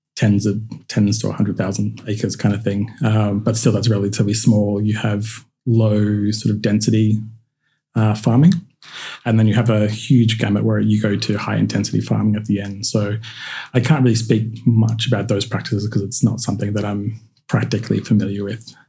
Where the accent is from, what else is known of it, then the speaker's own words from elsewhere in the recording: Queensland, Australia; growing up in Queensland